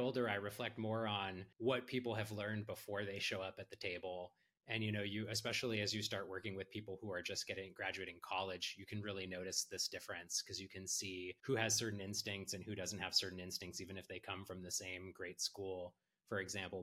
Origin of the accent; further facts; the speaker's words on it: Silicon Valley, California, United States; I grew up in Silicon Valley